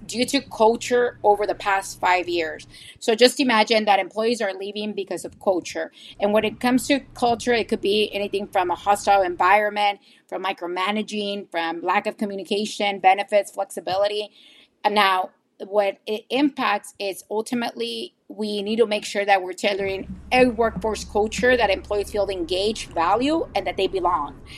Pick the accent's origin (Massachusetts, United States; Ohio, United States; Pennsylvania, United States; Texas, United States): Texas, United States; McAllen; I'm originally and always been a RGV Valley native. I'm from McAllen. I've been living in McAllen my whole life